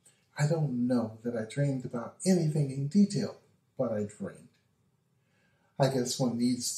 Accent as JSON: {"language": "English", "town": "Nashville", "region": "Tennessee", "country": "United States", "tie": "born or raised there", "said": "I grew up in Nashville in the projects. We didn't have a lot of money"}